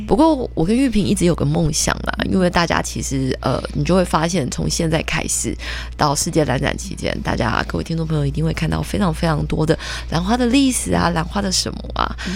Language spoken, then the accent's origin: Chinese; Taiwan; 我们台湾人